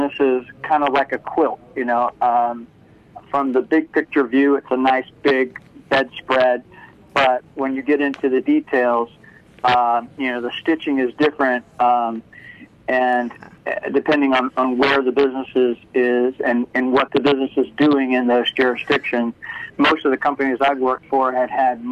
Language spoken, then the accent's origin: English; Washington, District of Columbia, United States; I'm from the Washington, D.C. area. Grew up here and have spent my whole career in the D.C. area.